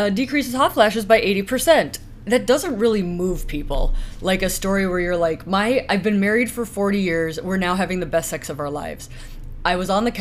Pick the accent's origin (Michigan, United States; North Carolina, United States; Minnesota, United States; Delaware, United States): Minnesota, United States; northern; I'm from northern Minnesota